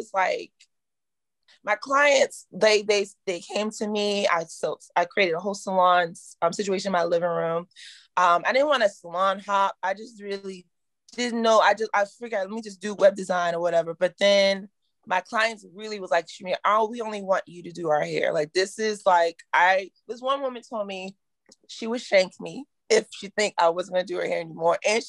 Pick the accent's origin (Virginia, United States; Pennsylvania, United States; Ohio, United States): Virginia, United States; I'm from Virginia. We're very conservative